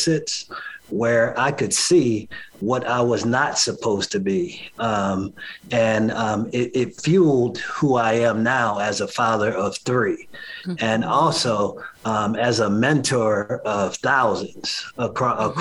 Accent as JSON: {"language": "English", "town": "Philadelphia", "region": "Pennsylvania", "country": "United States", "moved": "yes", "lives_now": "Chicago, United States", "said": "I'm originally from Philly"}